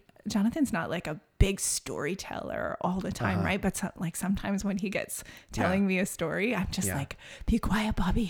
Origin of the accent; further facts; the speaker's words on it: Saskatchewan, Canada; also born or lived in West Coast; now in Calgary, Canada; Like, I grew up in Saskatchewan in a community that was very much raising kids to leave, like go to the city.